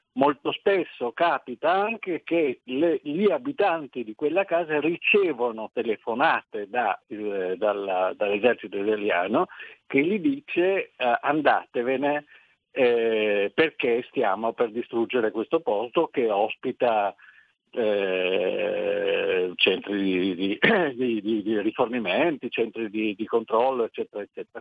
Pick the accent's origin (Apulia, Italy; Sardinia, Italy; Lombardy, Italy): Lombardy, Italy; Milan; io sono nato a Milano nel 1941